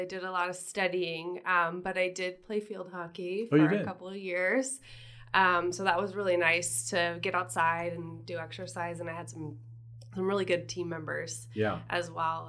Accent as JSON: {"language": "English", "town": "Lakeside", "region": "California", "country": "United States", "tie": "born or raised there", "also_born_or_lived": "El Cajon, California", "said": "I've pretty much been an East County girl my whole life. When I was really little, I lived in El Cajon. And then in fifth grade, we moved to Lakeside. And I've pretty much been there ever since."}